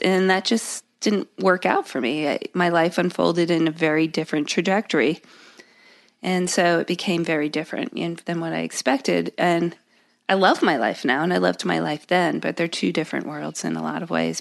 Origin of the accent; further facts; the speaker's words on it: Connecticut, United States; also born or lived in London, England; I grew up in Connecticut